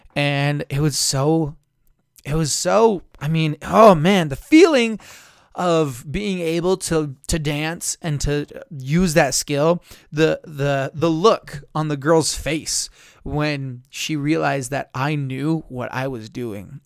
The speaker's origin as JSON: {"language": "English", "town": "Blanding", "region": "Utah", "country": "United States", "tie": "born or raised there", "said": "in my hometown, we would, in Blanding"}